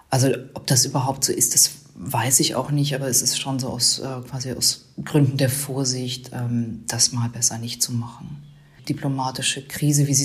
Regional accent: Germany; fand ich also wahnsinnig beeindruckend und unglaublich lehrreich, auch äh, für mich als, als Deutsche, sage ich mal so.

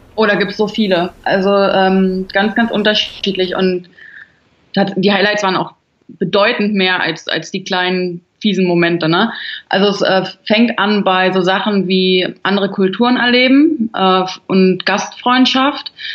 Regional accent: Berlin, Germany; ich bin ein Großstadtkind, ich bin in Berlin groß geworden

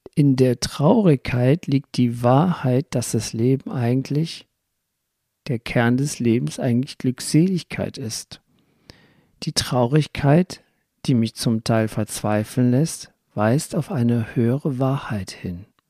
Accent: Rhineland, Germany; ich komme aus dem Rheinland

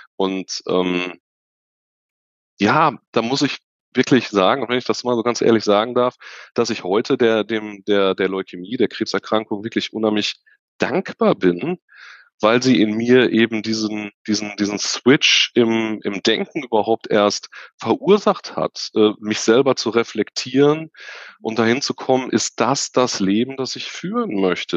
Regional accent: Unna, North Rhine-Westphalia, Germany; Ich komme aus dem wunderschönen Unna in Nordrhein-Westfalen am Rande des Ruhrgebiets in der Nähe von Dortmund

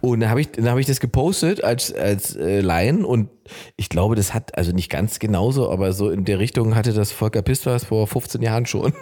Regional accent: East Germany, Germany; bei uns im Osten hatten Omis immer riesige Gärten

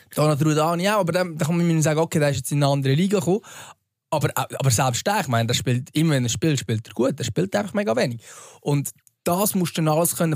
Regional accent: Central Switzerland, Switzerland; bei uns in der Innerschweiz

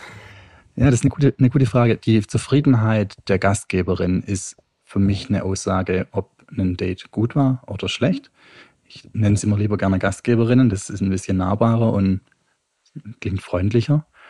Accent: Stuttgart, Baden-Württemberg, Germany; now in Utrecht, Netherlands; Ich komme ursprünglich aus Stuttgart, wohne derzeit in Utrecht

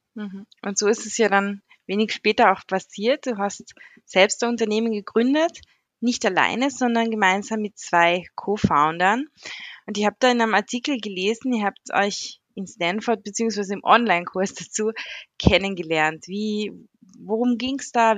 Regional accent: Carinthia, Austria; aus unserem schönen Bundesland

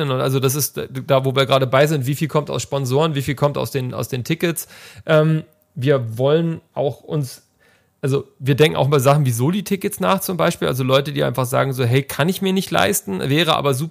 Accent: Hamburg, Germany; born there; now in Leipzig, Germany; gebürtiger Hamburger und Wahlleipziger

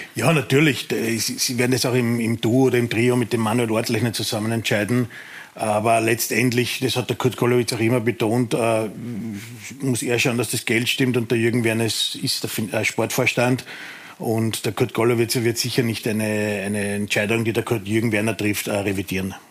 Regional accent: Austria; als Österreicher und österreichischer Fan

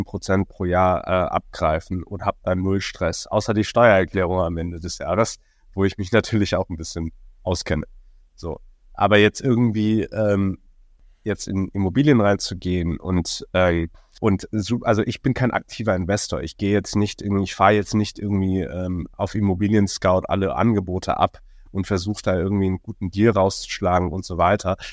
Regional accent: Hong Kong; moved away as an adult; now in Berlin, Germany; geboren und aufgewachsen in Hongkong

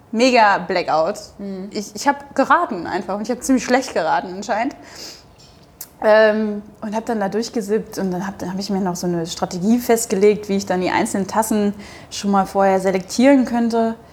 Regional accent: Hamburg, Germany; ich bin in Hamburg, ich komme aus Hamburg

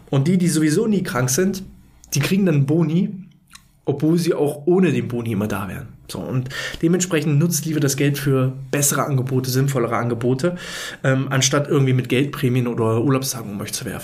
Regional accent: East Germany, Germany; ich bin ja ein Kind des Ostens ja, ich bin 89 geboren, also ich habe gerade so die Wende mitbekommen, nicht bewusst, aber zumindest war ich da.

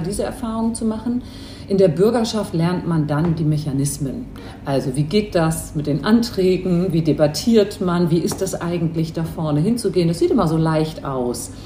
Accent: Hamburg, Germany; also born or lived in Istanbul; Ich bin in Hamburg geboren und groß geworden, habe aber noch ein zweites Elternhaus in Istanbul

